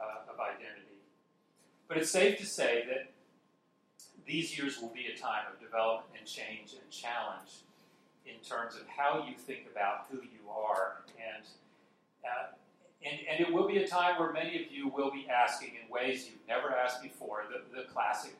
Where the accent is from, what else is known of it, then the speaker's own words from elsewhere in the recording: Dallas, Texas, United States; I'm originally born and raised in Dallas, Texas, so I could say I'm a Texan.